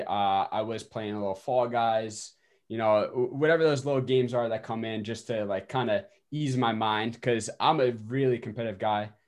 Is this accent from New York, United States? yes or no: yes; Westhampton, New York, United States; I'm from West Hampton, New York